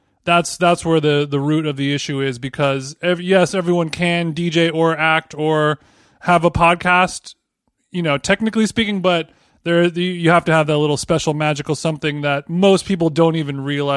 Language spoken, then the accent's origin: English; Orange County, California, United States; I grew up in Orange County